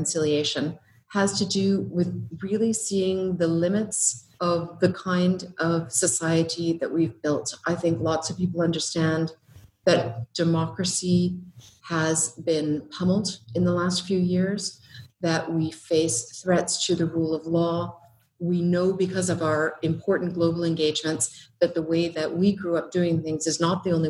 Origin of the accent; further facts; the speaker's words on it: Treaty 7 land, western Canada, Alberta, Canada; moved away as an adult; now in Australia; I'm from Canada, I'm from Treaty 7 land in the west of Canada.